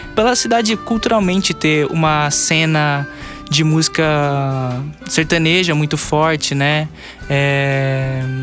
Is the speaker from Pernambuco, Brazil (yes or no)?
no; Lins, São Paulo, Brazil; nós dois somos de Lins, né? É, eu moro na, na zona rural, eu, eu sou a, a face a face caipira da banda, né? É, mas daqui de Lins mesmo